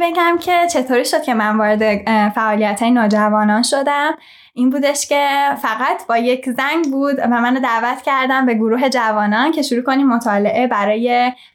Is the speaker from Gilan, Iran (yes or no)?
no; Tehran, Tehran Province, Iran; moved away; در شهر تهران به دنیا اومدم بزرگ شدم